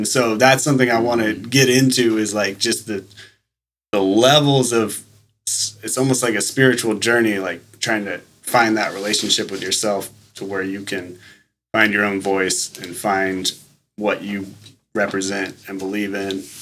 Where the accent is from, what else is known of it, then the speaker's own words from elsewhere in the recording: Manila, Metro Manila, Philippines; when I was three, my parents bought a house in Manila, and so I grew up out in Manila